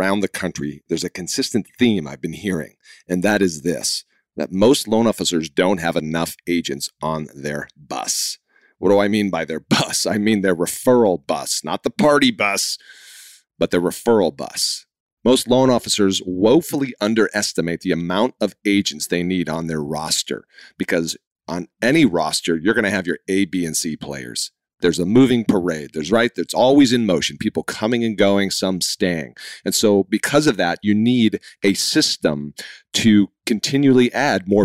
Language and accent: English; Boston, Massachusetts, United States; I'm from Boston